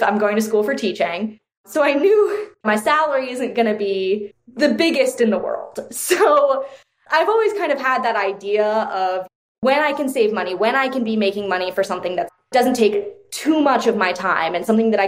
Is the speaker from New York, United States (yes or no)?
no; Connecticut, United States; I grew up in Connecticut, which is kind of like more well-off state